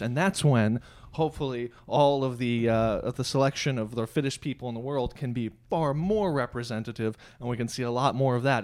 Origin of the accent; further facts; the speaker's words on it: United States; we grew up in America